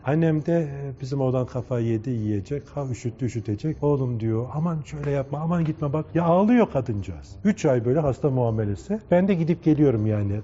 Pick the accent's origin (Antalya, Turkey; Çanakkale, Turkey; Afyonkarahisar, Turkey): Çanakkale, Turkey; born or raised there; moved away